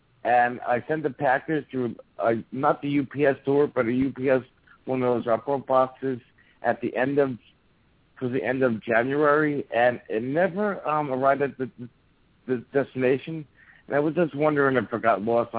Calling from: New Jersey, United States; I'm calling from New Jersey.

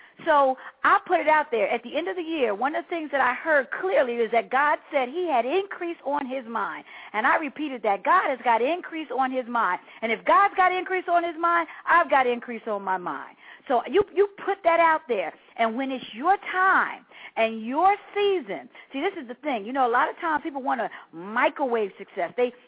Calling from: Pennsylvania, United States; I'm from the Delaware, Pennsylvania area.

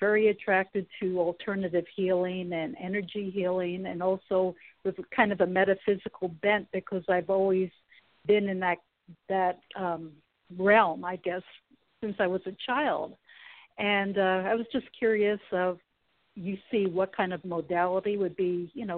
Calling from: Sacramento, California, United States; Oh, yeah. Yes. Sacramento.

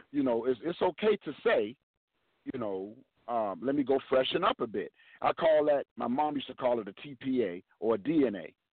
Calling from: Jacksonville, Florida, United States; calling from Jacksonville, Florida.

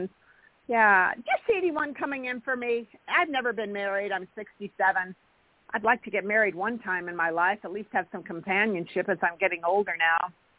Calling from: California, United States; Hi, Jorianne. … I'm in California.

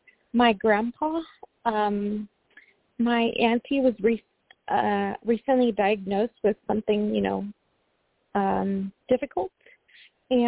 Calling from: Washington, United States; Hi, good evening. … I'm calling from Washington State.

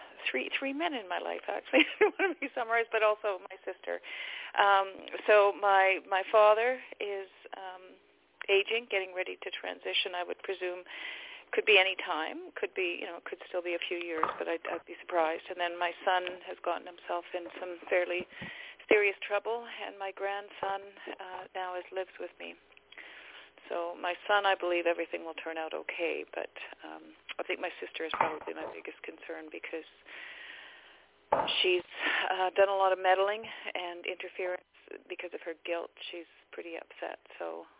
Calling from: Abbotsford, British Columbia, Canada; I'm from Abbotsford in British Columbia.

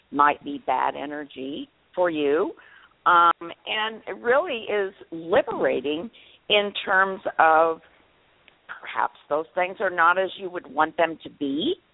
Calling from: Texas, United States; I'm … from Texas.

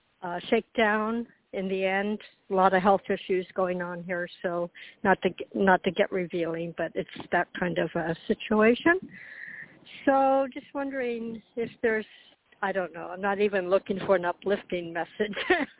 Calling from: Florida, United States; I'm calling from Florida

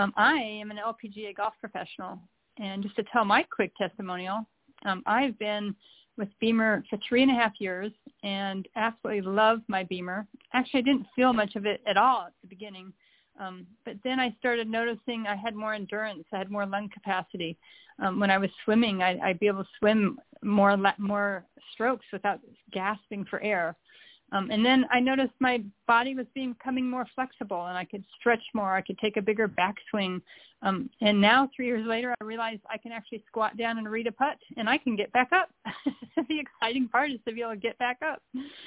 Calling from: Charleston, South Carolina, United States; I am calling from Charleston, South Carolina.

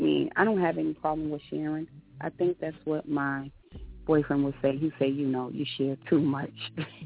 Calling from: New York City, New York, United States; calling from Brooklyn, New York.

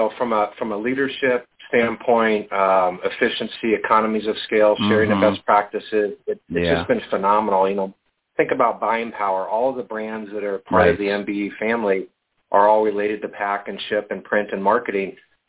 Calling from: Colorado, United States; Just north of Denver, Colorado.

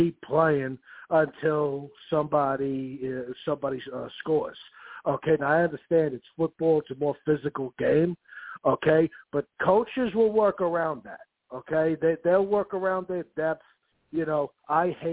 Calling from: Long Island, New York, United States; I'm calling from Long Island.

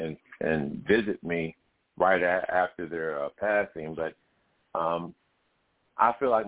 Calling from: Indiana, United States; I'm calling from Indiana.

